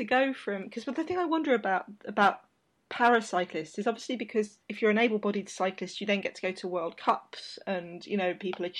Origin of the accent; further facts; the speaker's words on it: London, United Kingdom; I grew up in London